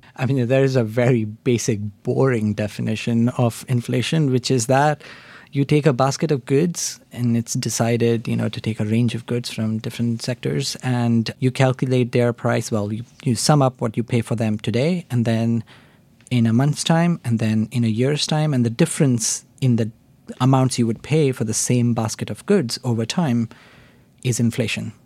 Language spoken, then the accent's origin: English; India; moved away as an adult; also born or lived in Oxford, United Kingdom; I grew up in India. I did an undergraduate degree in India